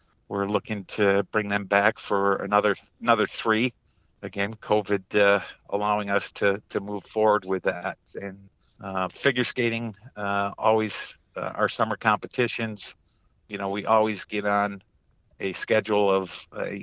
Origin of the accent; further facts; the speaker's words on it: Hudson Falls, New York, United States; Grew up in a small town of Hudson Falls, New York, just outside of Glens Falls